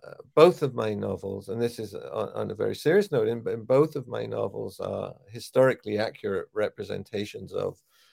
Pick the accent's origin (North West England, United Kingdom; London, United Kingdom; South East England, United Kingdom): London, United Kingdom; moved away as an adult; also born or lived in New York / Israel; where I grew up in Dollis Hill in Northwest London